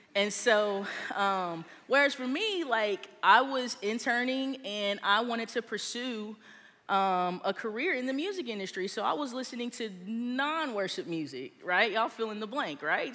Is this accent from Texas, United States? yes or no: yes; Texas, United States; now in Georgia, United States; I grew up in Texas and I went to Church of Christ